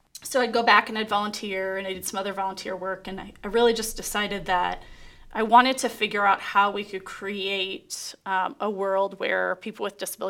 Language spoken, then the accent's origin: English; Peoria, Illinois, United States; I grew up in Peoria. I was born and raised here